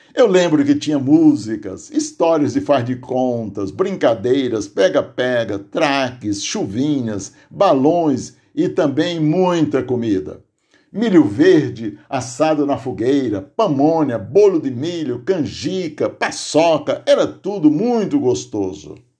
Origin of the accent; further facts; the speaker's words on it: Aurora, Ceará, Brazil; now in Santo André, Brazil; minhas lembranças das moagens de cana e da produção de rapadura no Tipi, distrito de Aurora, onde nasci